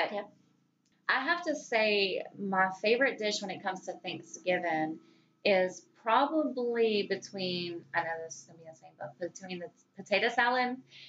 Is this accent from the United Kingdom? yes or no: no; the South, United States; accent: Southern twang; So we're from the South, and the throwdown goes extremely deep when it comes to hereditary cooking.